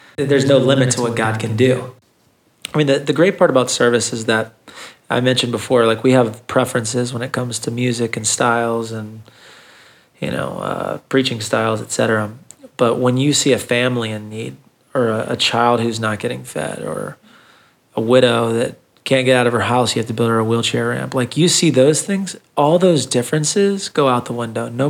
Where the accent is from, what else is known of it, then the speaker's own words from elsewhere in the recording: Thomasville, United States; I grew up in Thomasville